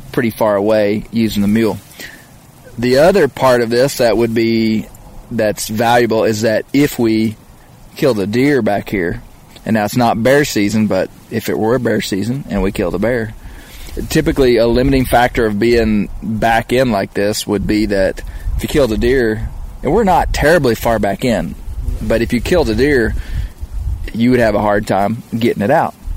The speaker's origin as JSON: {"language": "English", "region": "Arkansas", "country": "United States", "said": "right here in my home state of Arkansas"}